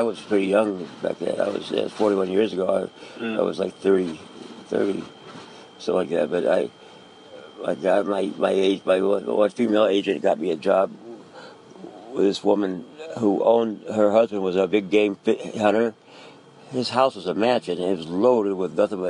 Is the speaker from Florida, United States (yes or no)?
no; Philadelphia, Pennsylvania, United States; born there; also born or lived in Key West, United States / Newport, United States / Groton, United States / Huntington Beach, United States; No, I was born in Philadelphia.